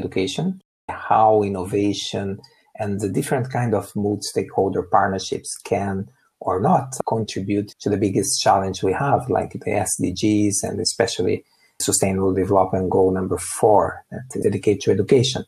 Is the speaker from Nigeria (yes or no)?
no; Brazil; moved away; I'm originally from Brazil. I grew up in a rural area